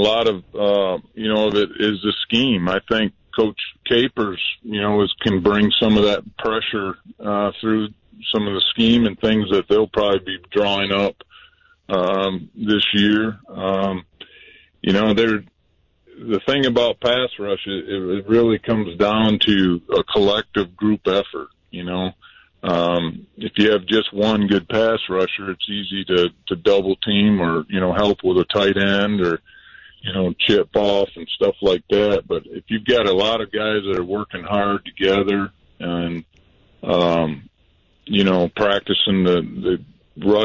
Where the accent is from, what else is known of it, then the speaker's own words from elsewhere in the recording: Hudsonville, Michigan, United States; moved away as an adult; we moved back to my hometown here, originally from Hudsonville.